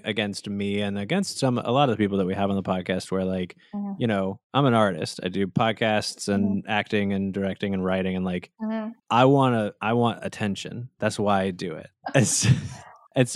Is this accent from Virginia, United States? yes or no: no; Nashville, Tennessee, United States; moved away; That's where I was born.